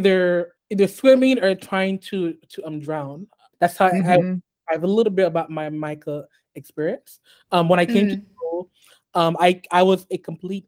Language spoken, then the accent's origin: English; United States; also born or lived in Haiti; I grew up here in the US.